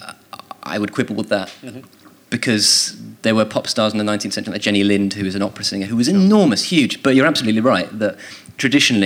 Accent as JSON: {"language": "English", "town": "Royal Tunbridge Wells", "region": "South East England", "country": "United Kingdom", "said": "I'm from Royal Tunbridge Wells"}